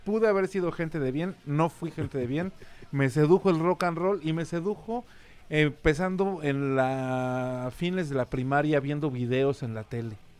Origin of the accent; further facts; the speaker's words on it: Mexico City, Mexico; also born or lived in Colonia Condesa, Mexico City / Querétaro; mi familia se mudó a la colonia Nápoles, donde crecí y de donde soy oriundo.